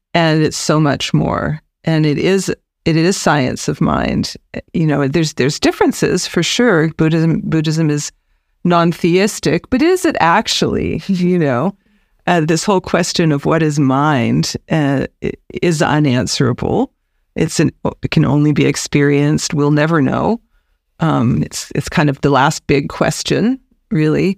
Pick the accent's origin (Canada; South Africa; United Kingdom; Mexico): Canada; British Columbia; also born or lived in United States / Nelson, British Columbia; I'm born and raised in British Columbia